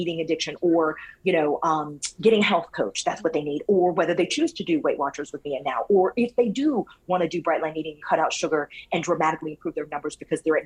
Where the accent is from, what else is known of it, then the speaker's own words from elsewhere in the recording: Louisiana, United States; now in Florida, United States; I'm from Louisiana